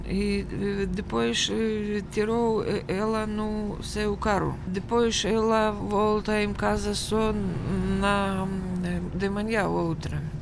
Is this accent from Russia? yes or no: yes; Moscow, Russia; Portuguese is a second language; moved away as an adult; now in Portugal; Eh, nasci em Moscou eh, no dia 15 de abril de eh, 1900. 62.